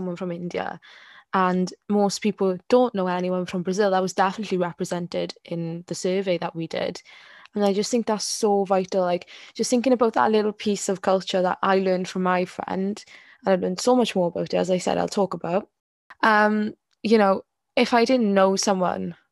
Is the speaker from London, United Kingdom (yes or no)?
no; Wales, United Kingdom; I'm Welsh and I don't have a sheep in my garden